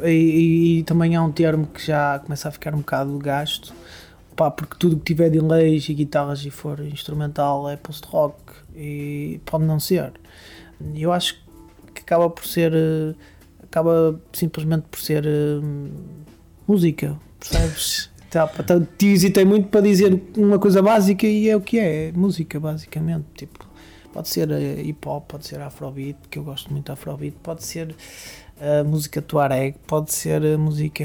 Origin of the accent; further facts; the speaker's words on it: Barcelos, Norte, Portugal; eu sou natural de uma, de uma freguesia com um nome engraçado que se chama Vila Seca.